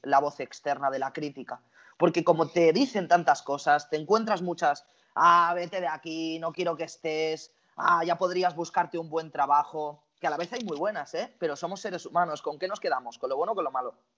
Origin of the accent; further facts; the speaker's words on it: Barcelona, Catalonia, Spain; tengo 23 años, soy de Barcelona